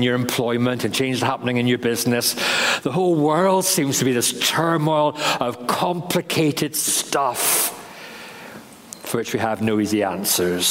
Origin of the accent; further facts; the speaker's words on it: England, United Kingdom; moved away as an adult; also born or lived in Northern Ireland; now in Carrickfergus, United Kingdom; being an Englishman